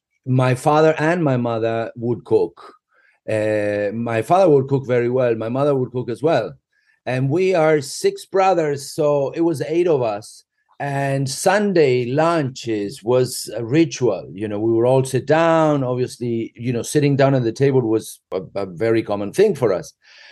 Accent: Argentina; we are from Great Britain. I consider myself a complete RG. However, I did go to a very British school in Argentina, sort of like a Harry Potter kind of school

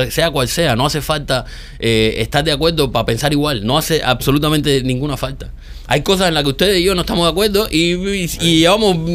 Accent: Cuba; un show de chismes en Cuba con los chismosos que somos nosotros

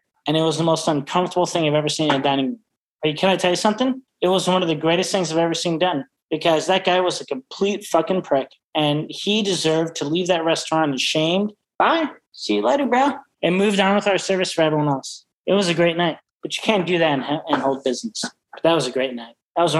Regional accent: Chicago, Illinois, United States; now in San Francisco, United States; Chicago because I'm from Chicago. Even though I'm living in San Francisco, I'm a big wine guy in San Francisco.

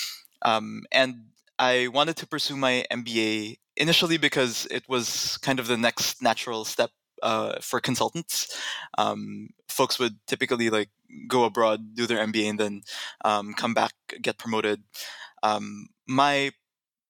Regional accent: Manila, Metro Manila, Philippines; moved away as an adult; I was born and raised in Manila, Philippines

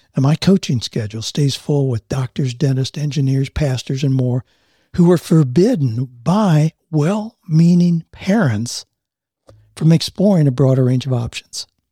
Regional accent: Mansfield, Ohio, United States; moved away; I grew up in Mansfield, Ohio, just outside of Mansfield

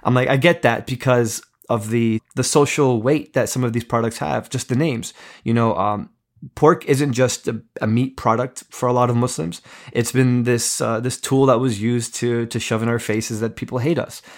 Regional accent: East Coast, United States; I grew up in America, grew up on the East Coast

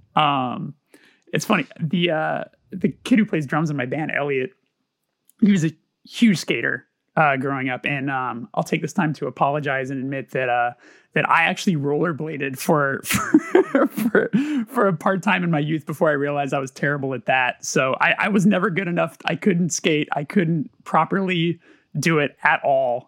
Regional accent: Burbank, California, United States; I grew up in Burbank

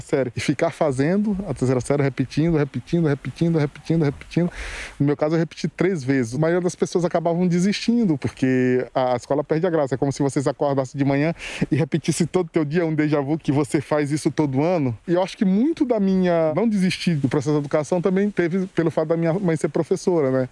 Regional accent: Alcântara, Maranhão, Brazil; also born or lived in United States; eu sou nascido e criado aqui no Itamatatiwa.

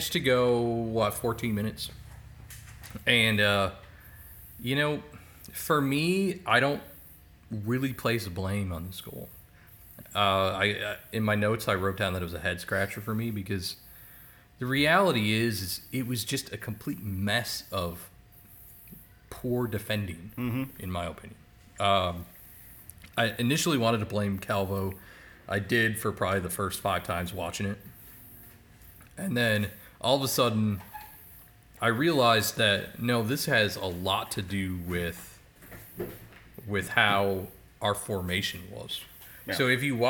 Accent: Eau Claire, Wisconsin, United States; also born or lived in Colorado; I grew up in Eau Claire

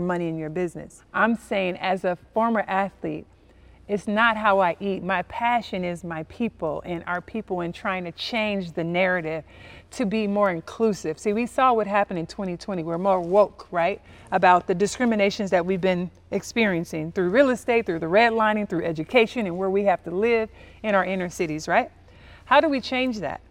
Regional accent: Compton, California, United States; I'm from Compton, California, inner city, uh, raised by a single mom with two sisters

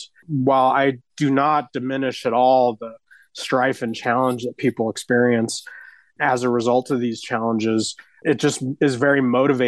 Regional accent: Denver, Colorado, United States; I was born and raised in West Denver

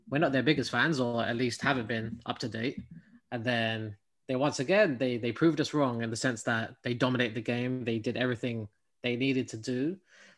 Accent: United Kingdom; now in United States; Me being a Brit, being in the US

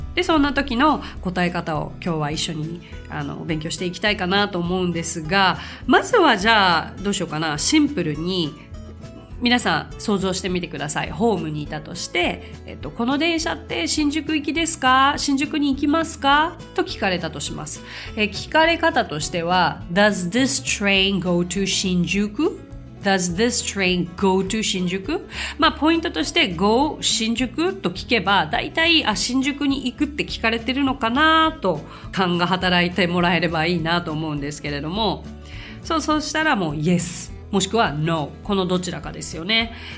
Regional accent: Tokyo, Japan; 私本当生まれも育ちももうめちゃくちゃ東京なんですよもう超シティガール

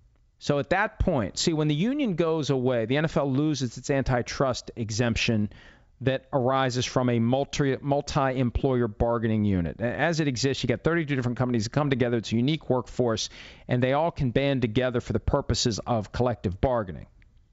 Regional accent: Florida, United States; I grew up in Florida. I don't want to live in Seattle.

